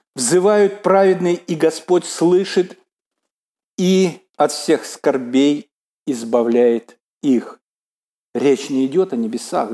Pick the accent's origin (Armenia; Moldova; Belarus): Belarus